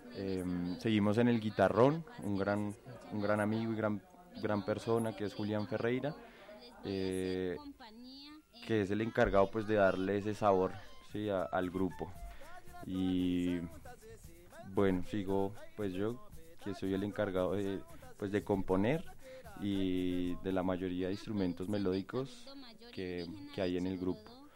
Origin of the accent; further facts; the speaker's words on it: Colombia; como colombianos